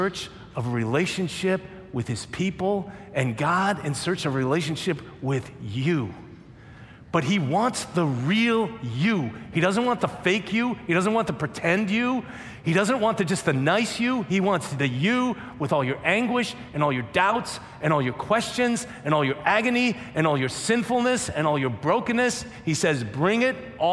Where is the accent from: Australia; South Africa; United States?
United States; Minnesota; I'm from Minnesota, grew up in a nominally Catholic family